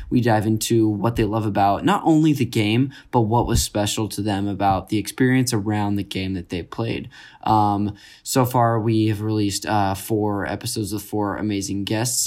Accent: Modesto, California, United States; I grew up in Northern California, Modesto

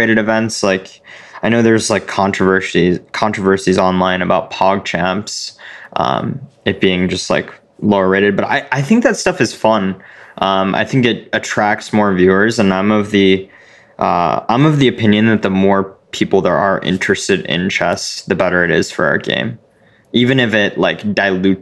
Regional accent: Illinois, United States; we're both from Illinois

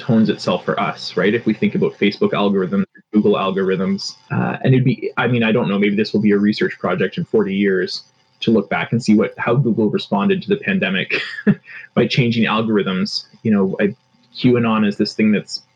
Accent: Toronto, Ontario, Canada; I grew up in Rexdale, which is like northwestern Etobicoke in Toronto

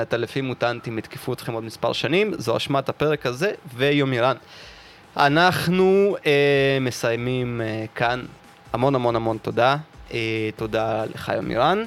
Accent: Russia; now in Israel; אני מרוסיה

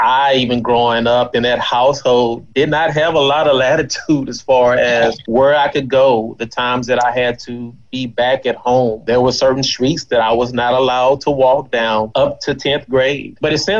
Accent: Baytown, Texas, United States; I am a 1988 graduate of Robert E. Lee High School. I am a native of Baytown. I attended preschool at Little Carver. I attended elementary at Carver Jones Elementary. I attended junior high at Horseman.

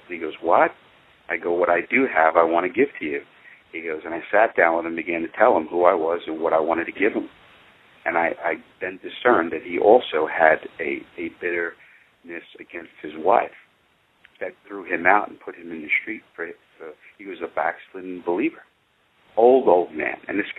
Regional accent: Iowa, United States; And I'm the one from Iowa, even though I'm not in Iowa right now.

